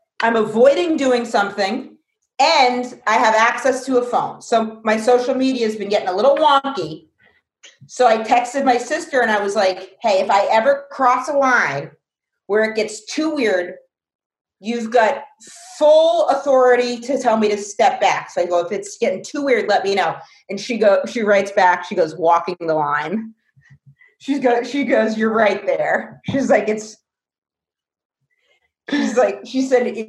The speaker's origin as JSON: {"language": "English", "region": "Maine", "country": "United States", "tie": "born or raised there", "moved": "yes", "lives_now": "New York, United States", "said": "my hometown in Maine"}